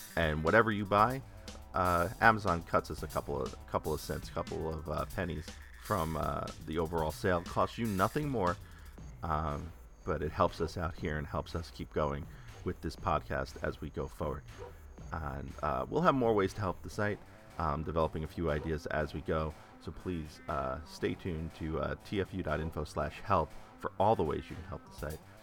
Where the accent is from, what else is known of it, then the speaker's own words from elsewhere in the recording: New York City, New York, United States; I grew up in the New York City area